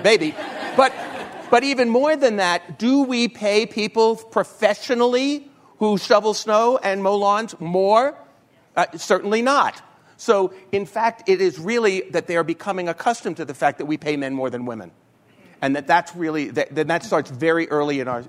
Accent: New York, United States; I'm from New York

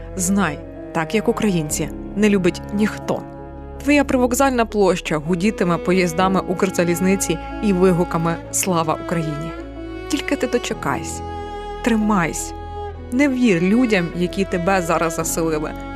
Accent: Bucha, Kyiv Oblast, Ukraine; моє рідне місто також було окуповане

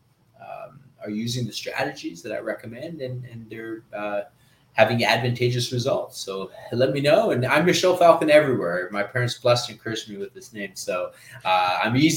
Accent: Canada; also born or lived in Peru; I'm Canadian Peruvian

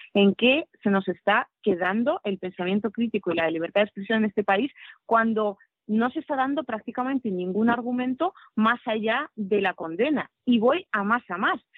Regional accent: Krasnoyarsk, Krasnoyarsk Krai, Russia; Spanish is a second language; moved away as an adult; now in Spain; yo nací en Krasnoyarsk, en Siberia, y viví en Krasnoyarsk hasta los 18 años

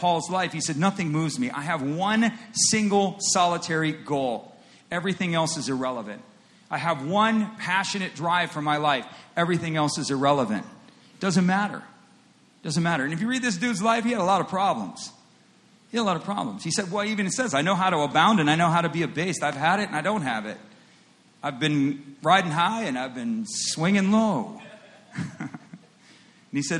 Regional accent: United States; In the United States, and I'm an American

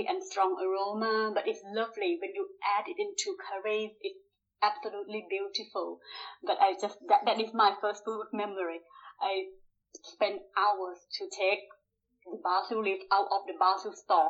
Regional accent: Bangkok, Thailand; moved away as an adult; also born or lived in Yorkshire; now in Leeds, United Kingdom; I was born in Bangkok.

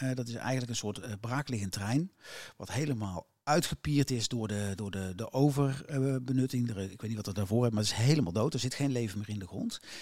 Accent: North Brabant, Netherlands; Als Brabander

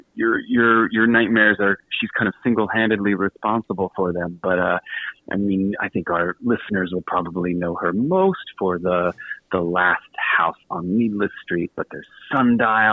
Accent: Richmond, Virginia, United States; I do remember growing up in Woodmont suburb in Richmond, Virginia

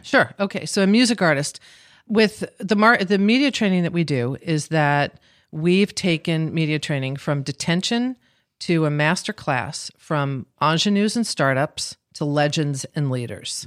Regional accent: Scarsdale, New York, United States; We grew up in Scarsdale, New York, and it was, it was just a very great time to grow up in the sixties

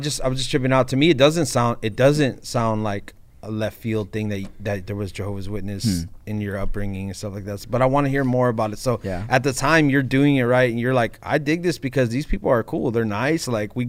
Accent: Baldwin Park, California, United States; also born or lived in East Los Angeles; I grew up in my family comes from East LA, and then I grew up in Baldwin Park with Hispanic culture

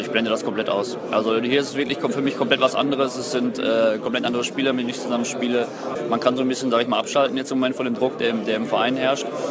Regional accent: North Rhine-Westphalia, Germany; moved away; NRW ist halt meine Heimat.

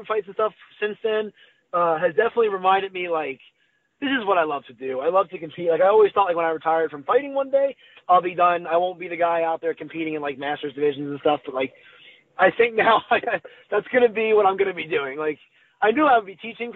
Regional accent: New Jersey, United States; moved away; I'm from New Jersey

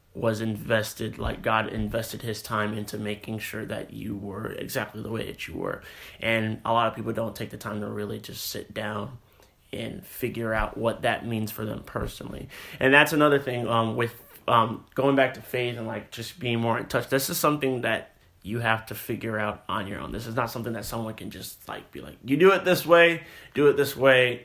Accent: Texas, United States; also born or lived in California; we both move here in the fourth grade

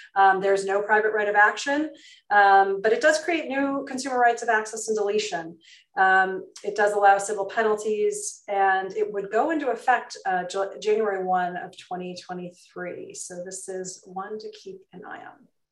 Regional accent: New York, United States; my home state of um, new york

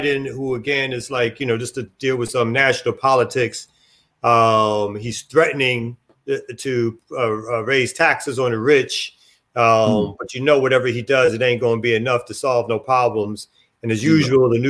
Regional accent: New York City, New York, United States; I'm from Brooklyn

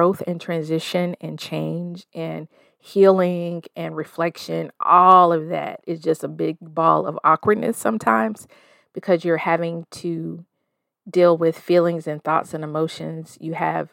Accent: the South, United States; moved away as an adult; also born or lived in Denver, Colorado; I'm a 40-plus-year-old woman raised in the South, currently splitting my time between the Mile High City and my hometown

